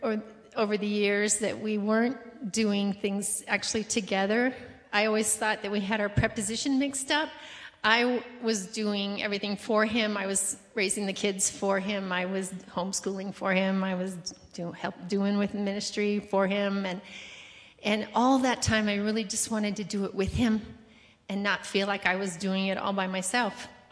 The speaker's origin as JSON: {"language": "English", "region": "Colorado", "country": "United States", "tie": "born or raised there", "also_born_or_lived": "Brazil", "moved": "as an adult", "said": "grew up in Colorado"}